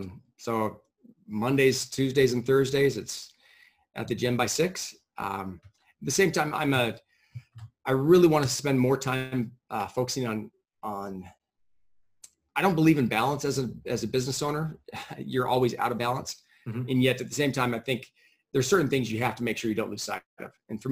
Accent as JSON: {"language": "English", "town": "San Diego", "region": "California", "country": "United States", "lives_now": "Boise, United States", "said": "San Diego."}